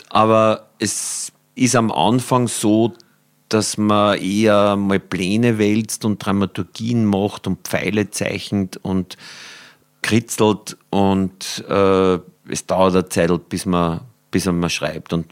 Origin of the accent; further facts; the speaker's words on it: Upper Austria, Austria; born there; Also ich bin ja gebürtiger Oberösterreicher, aber so der, an der Grenze.